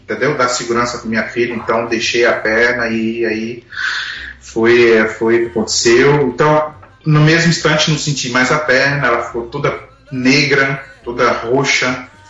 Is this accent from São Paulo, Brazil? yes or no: no; Brasília, Federal District, Brazil; moved away as an adult; now in Canada; Nós somos de Brasília. É, viemos para o Canadá no ano de 2008